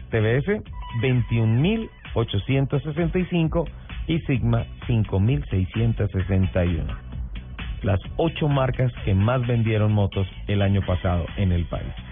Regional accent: Bucaramanga, Santander, Colombia; Ojo con mi tierra, o sea, amo, mi tierra y amo también el, el santanderiano golpeado.

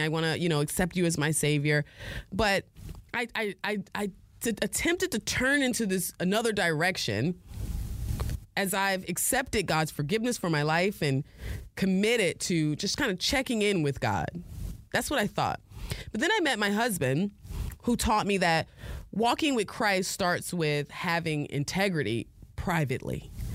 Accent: New Haven, Connecticut, United States; I was born in New Haven, Connecticut

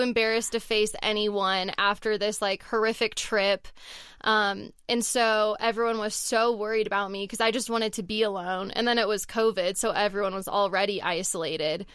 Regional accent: Southern California, United States; moved away as an adult; also born or lived in Texas; now in Colorado, United States; where I grew up in Southern California

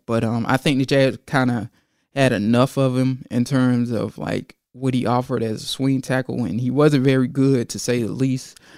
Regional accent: Georgia, United States; I'm from Georgia

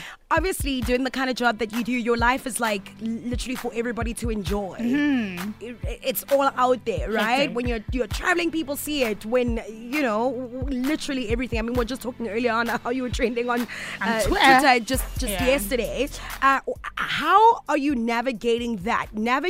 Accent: South Africa; but I find that because we come from South Africa, and we're always so careful.

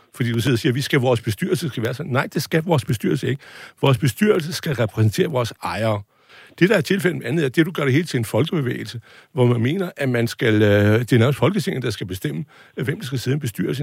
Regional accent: North Jutland, North Denmark Region, Denmark; Jeg er nordjyde

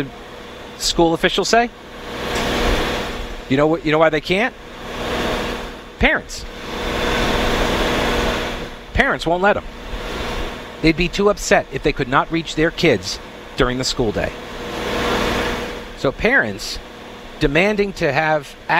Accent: Long Island, New York, United States; I'm from Long Island.

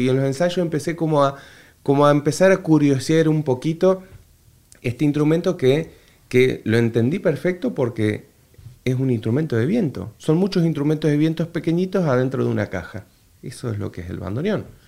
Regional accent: Entre Ríos, Argentina; accent: litoral; moved away as an adult; also born or lived in Buenos Aires / Neuquén / Toledo, Spain; now in Madrid, Spain; yo nací en Buenos Aires. Viví parte de la niñez eh, y mi familia fue siempre de viajar mucho. Eh, vivimos un poco en Neuquén y después nos asentamos muchos años en Entre Ríos, en la zona del litoral. Entonces tengo un acento mucho más tranquilo, más pausado y no tan aporteñado

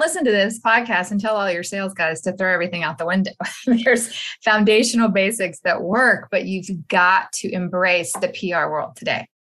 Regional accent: Texas, United States; I am from Texas

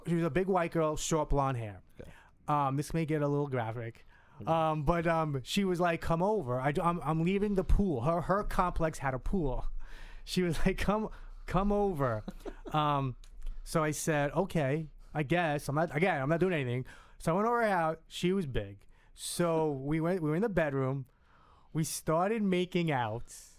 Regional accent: Hudson County, New Jersey, United States; I was from North Jersey. I was. I lived in Hudson County.

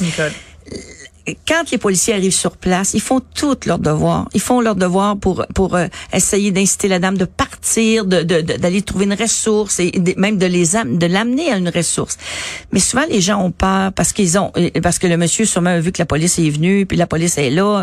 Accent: Montreal, Quebec, Canada; où j'habitais à Montréal Nord

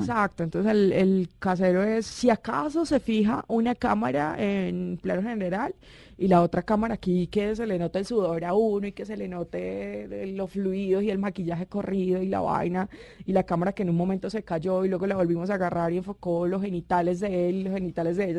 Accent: Cúcuta, Norte de Santander, Colombia; soy cucuteña, soy calentana

